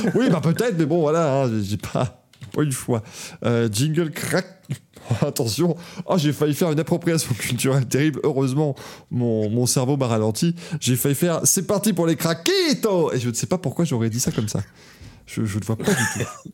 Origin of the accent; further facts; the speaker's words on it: Luxembourg; je suis de Luxembourg